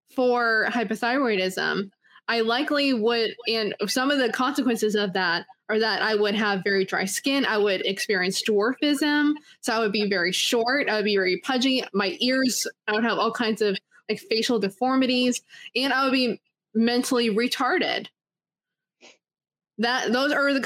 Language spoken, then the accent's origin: English; Canada; I was born in Canada